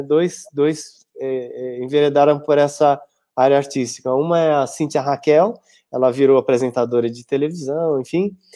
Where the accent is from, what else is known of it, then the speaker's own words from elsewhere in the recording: São Paulo, Brazil; eu sou de São Paulo, mas eu ia uma vez por semana dar aula em Sorocaba